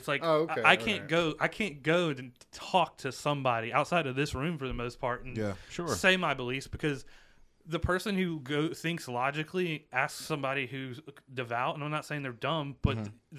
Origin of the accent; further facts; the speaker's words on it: Queens, New York, United States; We're from Queens.